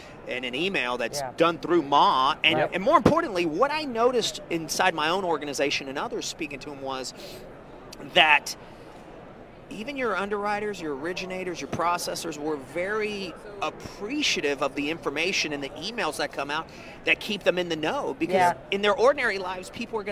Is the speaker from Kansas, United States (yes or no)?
no; Atlanta, Georgia, United States; growing up in Atlanta, where the largest ethnicity where I grew up was African American